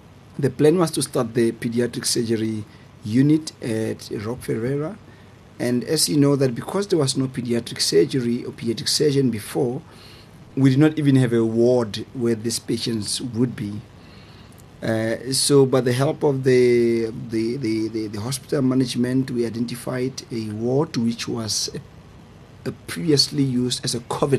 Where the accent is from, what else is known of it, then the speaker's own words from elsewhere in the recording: Trompsburg, Free State, South Africa; A small town called Tromsburg. And where I grew up, there was no really pediatric surgeon.